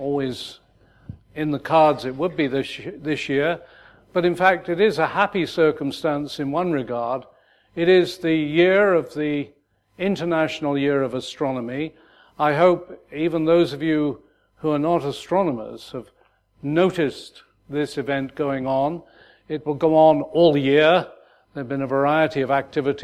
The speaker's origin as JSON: {"language": "English", "country": "United Kingdom", "moved": "as an adult", "said": "back in my home country"}